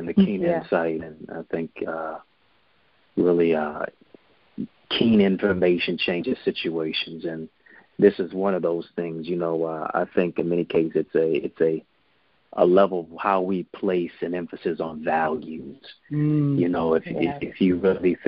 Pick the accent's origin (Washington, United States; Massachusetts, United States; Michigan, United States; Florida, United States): Michigan, United States; Detroit; I'm from Detroit, so we say what up, though.